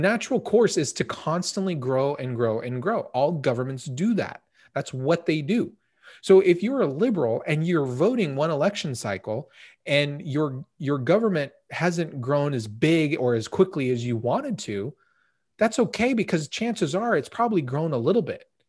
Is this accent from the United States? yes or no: yes; United States; we as American citizens